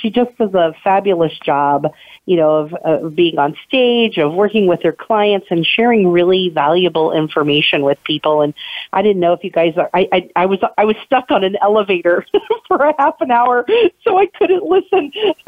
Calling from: Atlanta, Georgia, United States; I'm calling in from Atlanta today. I'm at a training down here

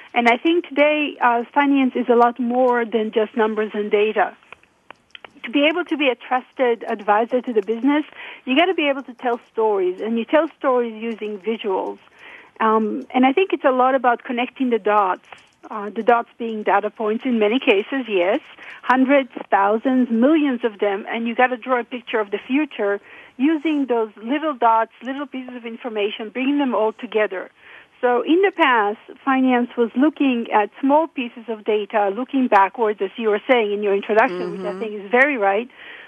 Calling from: Oregon, United States; I'm calling from south of Salem, Oregon.

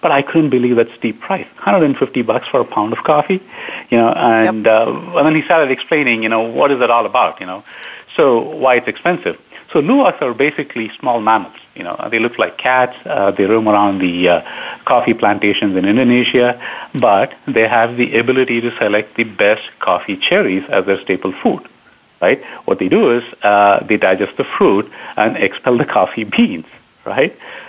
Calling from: Downers Grove, Illinois, United States; I'm based out of Downers Grove in Chicago. It's kind of the western suburb, about 20 miles west of Chicago. So that's where I'm based out of. That's where I'm calling in from.

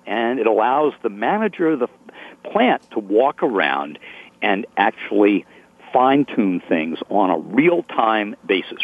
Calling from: Medfield, Massachusetts, United States; I'm calling from Medfield, Massachusetts, a historic town that's been around since uh, 1649

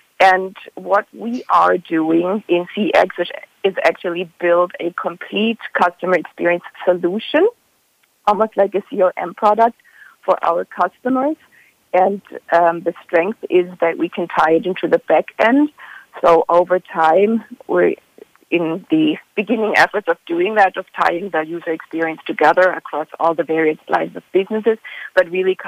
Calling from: San Francisco, California, United States; And I'm calling from San Francisco

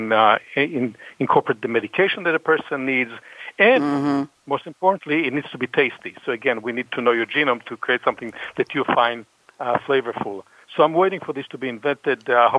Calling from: Natick, Massachusetts, United States; I'm calling from a suburb of Boston called Natick

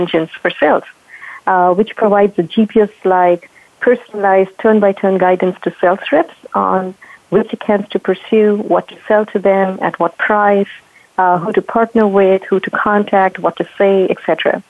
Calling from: Livermore, California, United States; So I'm calling from Livermore, California.

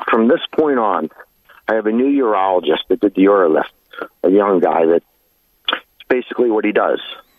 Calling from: Pennsylvania, United States; I'm calling from Pennsylvania.

